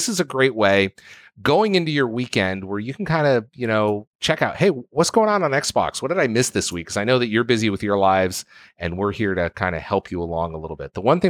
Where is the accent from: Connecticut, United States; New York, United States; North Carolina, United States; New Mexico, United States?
Connecticut, United States; You've never been to my home state of Connecticut, have you?